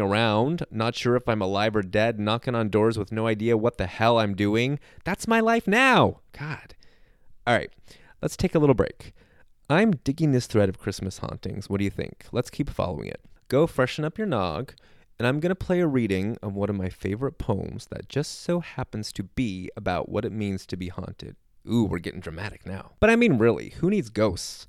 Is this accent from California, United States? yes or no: yes; Southern California, United States; I grew up in Southern California. I've never experienced real seasons or lived in any other area of the country that has weather